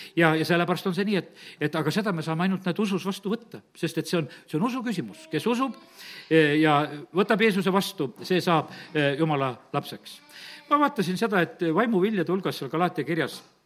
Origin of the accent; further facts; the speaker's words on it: Estonia; ma olen eestlane